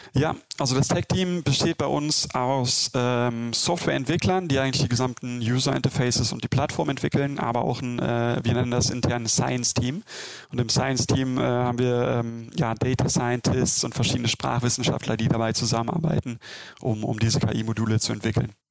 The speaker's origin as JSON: {"language": "German", "country": "Germany", "said": "ich bin Deutscher"}